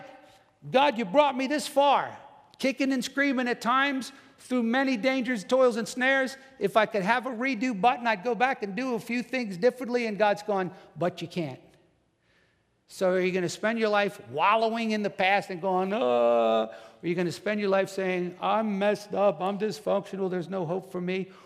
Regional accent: New Jersey, United States; moved away; I'm from New Jersey

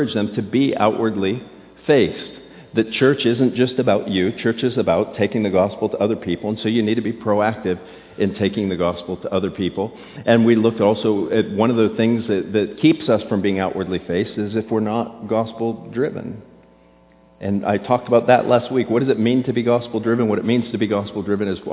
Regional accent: Florida, United States; I grew up in Florida

